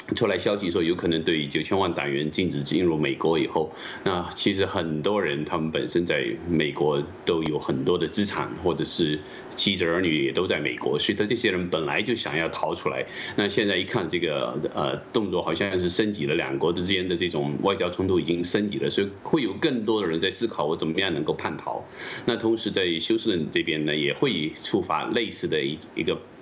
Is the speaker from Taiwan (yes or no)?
no; China; 我们中国人民